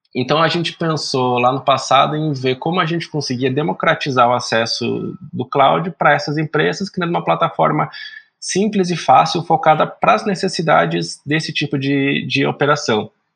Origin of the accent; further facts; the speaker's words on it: Araraquara, São Paulo, Brazil; also born or lived in Paraná; sou do interior de São Paulo, da senhora Araraquara